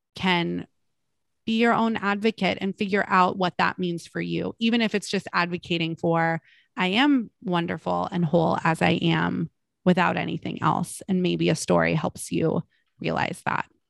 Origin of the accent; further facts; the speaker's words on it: Malibu, California, United States; I'm from Malibu